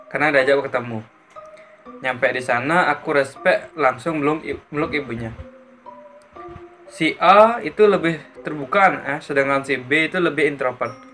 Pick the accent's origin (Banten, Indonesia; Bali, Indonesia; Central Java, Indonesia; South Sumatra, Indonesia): Bali, Indonesia; Gianyar; Sementara aku dari Gianyar.